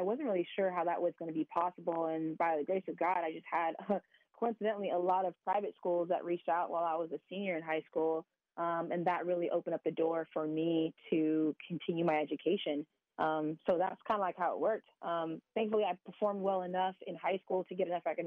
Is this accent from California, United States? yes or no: yes; San Diego, California, United States; I grew up in San Diego, California, aka America's finest city